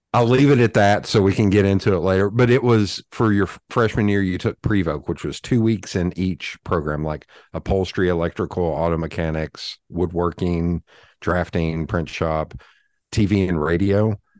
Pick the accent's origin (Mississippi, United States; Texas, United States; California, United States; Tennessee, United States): Tennessee, United States; Knoxville; I am born and raised in Knoxville, Tennessee